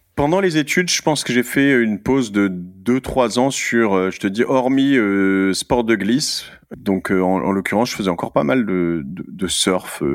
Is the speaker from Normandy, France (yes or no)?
yes; Cherbourg, Normandy, France; now in Paris, France; moi je suis né à Cherbourg en, Normandie